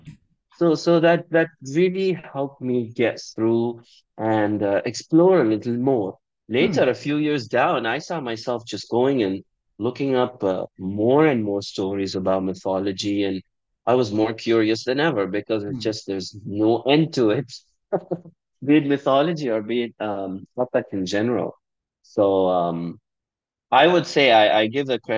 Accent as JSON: {"language": "English", "country": "Bahrain", "said": "I'm from Bahrain."}